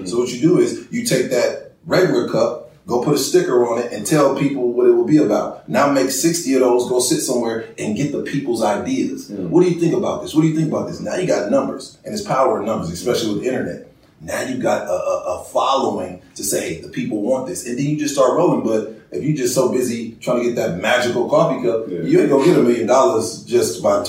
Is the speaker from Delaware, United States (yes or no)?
no; Oakland, California, United States; now in Los Angeles, United States; Like, here I am. I come from Oakland, so I started out working at Home Depot.